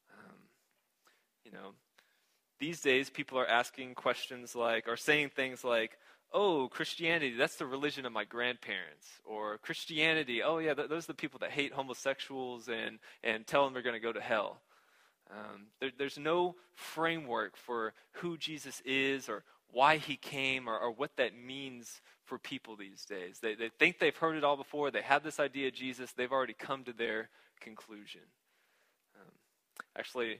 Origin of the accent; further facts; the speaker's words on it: Houston, Texas, United States; I grew up in Houston, in what used to be the suburbs of Houston, down 290